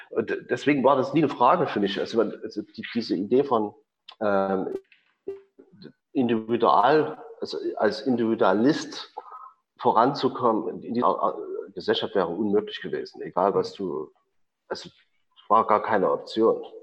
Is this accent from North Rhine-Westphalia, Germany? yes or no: no; Chemnitz, Saxony, Germany; in Chemnitz gab es äh, gab's eine schöne große Tradition, wo ich groß geworden bin, von Autodidakten